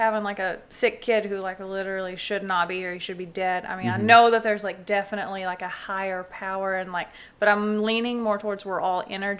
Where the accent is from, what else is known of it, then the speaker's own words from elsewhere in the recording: Batesville, Arkansas, United States; also born or lived in Newport, Arkansas; I was born in Newport, lived here in Batesville, basically